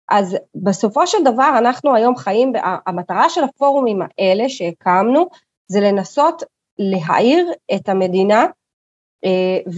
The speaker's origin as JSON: {"language": "Hebrew", "town": "Kiryat Arba", "region": "West Bank", "country": "Palestine", "tie": "born or raised there", "said": "אני גדלתי בקריית ארבע, בסדר? חטפתי אה, אה, מדי פעם, מה שנקרא, גם אבנים, גם בקת\"בים."}